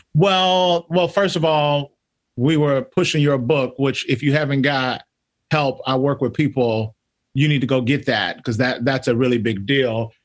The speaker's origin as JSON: {"language": "English", "region": "Mississippi", "country": "United States", "tie": "born or raised there", "said": "I'm from Mississippi, grew up in the South"}